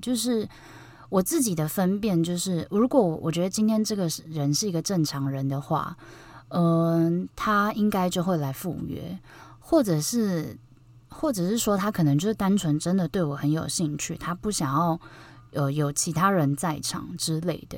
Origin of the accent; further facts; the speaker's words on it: Taipei, Taiwan; 因为我是台北人嘛，就我觉得台北很小